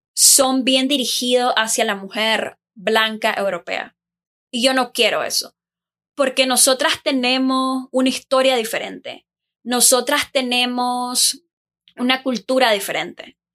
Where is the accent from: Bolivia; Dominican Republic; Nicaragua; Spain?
Nicaragua; moved away as an adult; now in Taiwan; Soy de Nicaragua. Eh, actualmente vivo en Taiwán.